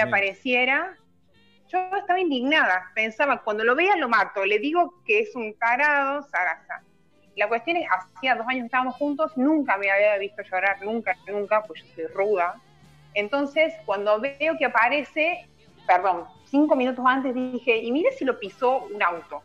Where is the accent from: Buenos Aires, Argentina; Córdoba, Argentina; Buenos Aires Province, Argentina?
Córdoba, Argentina; yo soy de Ciudad de Córdoba